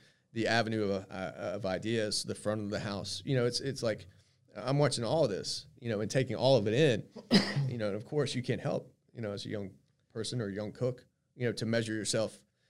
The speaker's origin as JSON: {"language": "English", "town": "Myrtle Beach", "region": "South Carolina", "country": "United States", "tie": "born or raised there", "said": "And so soon after that, I moved back to my hometown of Myrtle Beach."}